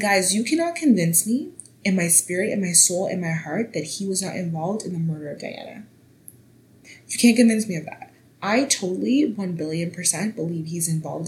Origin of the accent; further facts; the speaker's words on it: Canada; I am Canadian